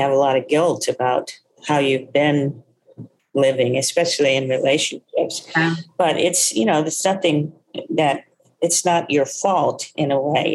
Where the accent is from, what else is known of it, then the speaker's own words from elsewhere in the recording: Texas, United States; soul food eater too growing up in Texas